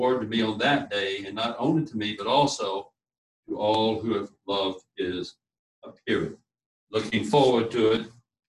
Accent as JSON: {"language": "English", "town": "Key West", "region": "Florida", "country": "United States", "tie": "born there", "said": "I'll tell them I was born in a Navy hospital down in Key West."}